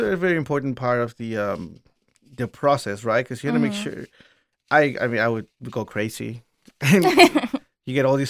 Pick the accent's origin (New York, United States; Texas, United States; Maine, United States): Texas, United States; Houston; Houston, Houston might be one of the best cities in the world. But I might be biased because I am from Houston, too.